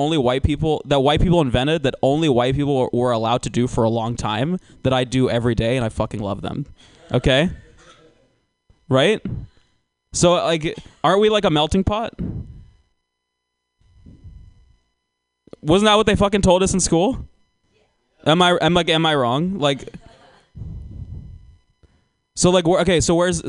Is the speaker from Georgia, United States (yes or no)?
yes; Georgia, United States; I'm actually from Georgia